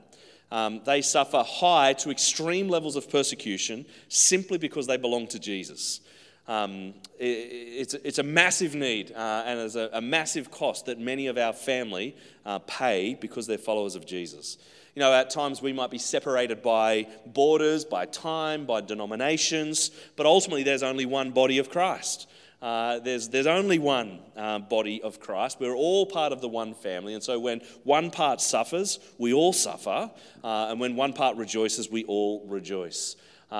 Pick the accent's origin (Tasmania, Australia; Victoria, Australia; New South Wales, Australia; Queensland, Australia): New South Wales, Australia; Central Coast; moved away as an adult; now in Brisbane, Australia; I grew up on the Central Coast. I live in Brisbane, and I've been outside of the Central Coast for about 15 years now